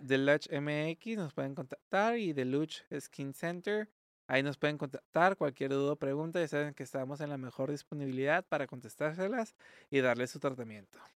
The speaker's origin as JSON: {"language": "Spanish", "country": "Mexico", "also_born_or_lived": "Tijuana", "said": "como buenos mexicanos"}